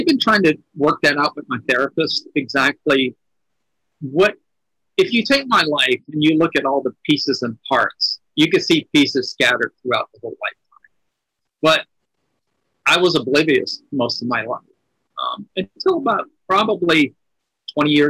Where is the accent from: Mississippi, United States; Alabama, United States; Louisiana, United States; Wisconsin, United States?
Louisiana, United States; my hometown, because I'm from a very red state. I'm in Louisiana.